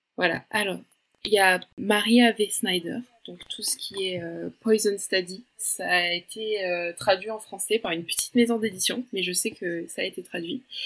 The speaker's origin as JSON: {"language": "French", "country": "France", "tie": "born or raised there", "said": "je suis brésilienne britannique. Mes parents, euh, c'est leurs origines, et j'ai grandi en France"}